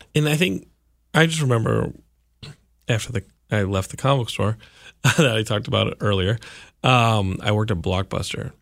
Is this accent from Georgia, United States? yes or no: no; Austin, Texas, United States; I grew up in Austin